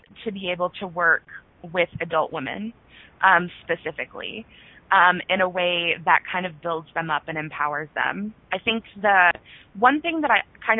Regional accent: Norman, Oklahoma, United States; my hometown of Norman, the university that's here, the University of Oklahoma

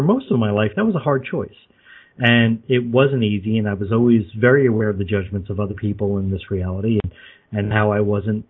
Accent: Long Island, New York, United States; also born or lived in Brooklyn, New York; I was born in Brooklyn, raised on Long Island.

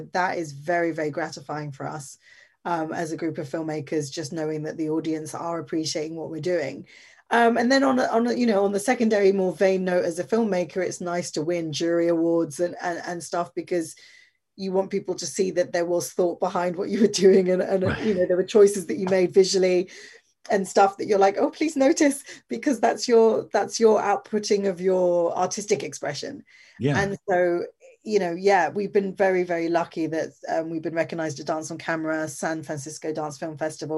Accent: England, United Kingdom; Well, it's interesting, because in England, where America goes, we can normally say that England's going to follow in a little bit. And so you got Trump, and then we got Boris Johnson

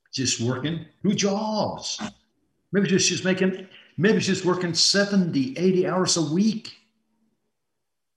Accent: Iowa, United States; moved away; also born or lived in Mexico City, Mexico; as I was growing up in Iowa, and I had like summer vacation, I actually held two full-time jobs

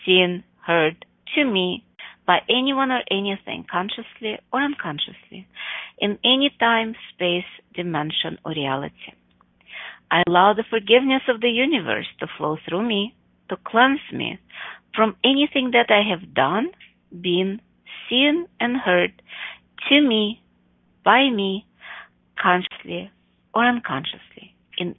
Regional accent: Chicago, Illinois, United States; also born or lived in Buffalo Grove, Illinois; in Chicago, my hometown

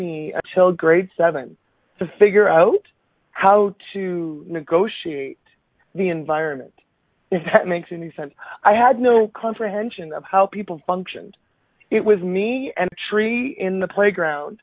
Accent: Minburn, Alberta, Canada; I was actually born and raised in Alberta. My first 8 years of life was spent in a very tiny little rural town by the name of Mimburn.

